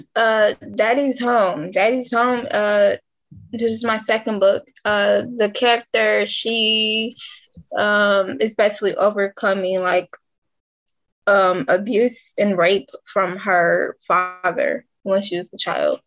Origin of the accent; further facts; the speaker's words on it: Detroit, Michigan, United States; moved away; I'm originally from Detroit, Michigan